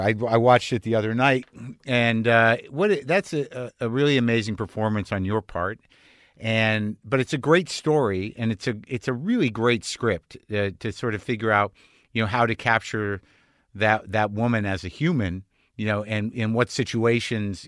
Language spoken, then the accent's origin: English; United States; as an American